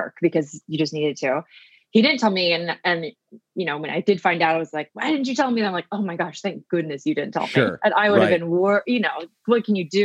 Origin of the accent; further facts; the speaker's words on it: Oregon, United States; now in Queens, New York, United States; I grew up in a small town in Oregon